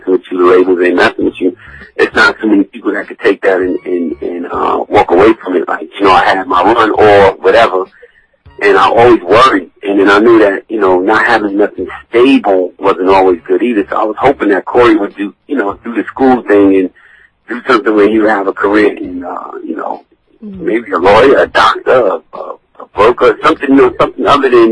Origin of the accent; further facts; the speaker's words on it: New York City, New York, United States; I'm old, so I come from the Bronx